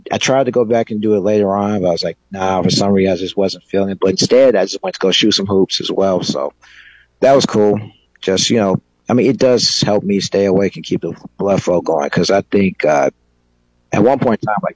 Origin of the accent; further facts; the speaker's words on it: Chicago, Illinois, United States; I'm from the South Side of Chicago.